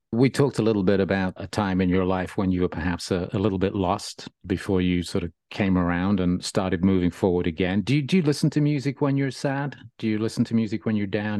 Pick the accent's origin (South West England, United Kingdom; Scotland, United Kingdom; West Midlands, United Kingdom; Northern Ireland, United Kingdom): West Midlands, United Kingdom; Birmingham; I grew up in Birmingham